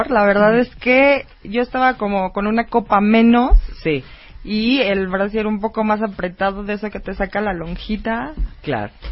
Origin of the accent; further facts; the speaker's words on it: Purísima del Rincón, Guanajuato, Mexico; Soy de Purísima del Rincón, Guanajuato.